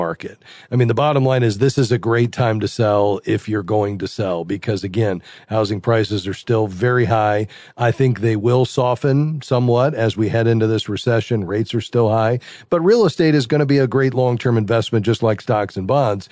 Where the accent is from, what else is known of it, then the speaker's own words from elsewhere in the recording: Fort Lauderdale, Florida, United States; Fort Lauderdale, my hometown